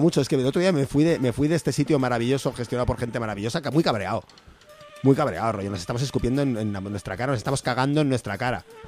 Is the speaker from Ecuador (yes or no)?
no; deep Castile, Spain; un bar de mi pueblo. Ah. en, la Castilla Profunda